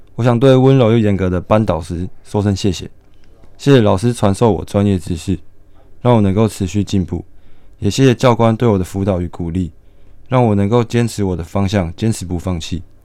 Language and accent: Chinese; Hualien, Hualien County, Taiwan; 我从小也是从花莲成长，是一个道地的花莲人